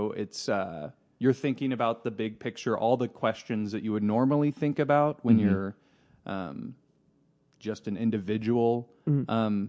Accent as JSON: {"language": "English", "town": "Tulsa", "region": "Oklahoma", "country": "United States", "tie": "born or raised there", "said": "But then I've mostly lived in Oklahoma all my life."}